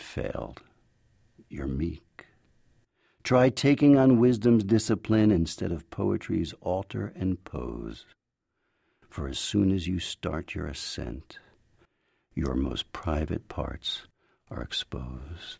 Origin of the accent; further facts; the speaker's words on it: United States; first language English; also born or lived in Jerusalem; I'm an American, but I also hold Israeli citizenship